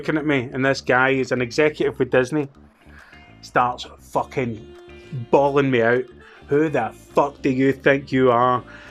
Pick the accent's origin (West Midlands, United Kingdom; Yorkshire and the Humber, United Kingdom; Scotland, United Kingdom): Scotland, United Kingdom; where are you from? And I'd be like, Scotland